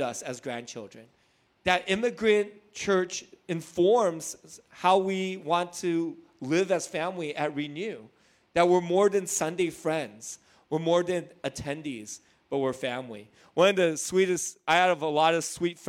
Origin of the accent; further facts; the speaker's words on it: Hacienda Heights, California, United States; I grew up in Hacienda Heights